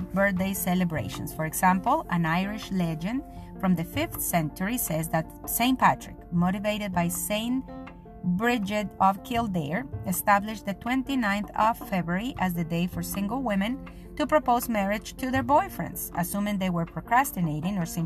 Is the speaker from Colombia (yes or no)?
yes; Colombia; English is a second language; moved away as an adult; I am a Colombian journalist that decided to start writing 5 years ago after a 10-year exile from my country and from my profession